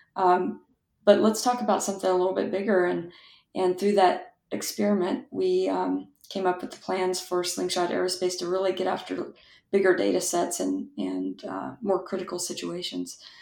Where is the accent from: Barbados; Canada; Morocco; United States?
United States; West Texas; I grew up in West Texas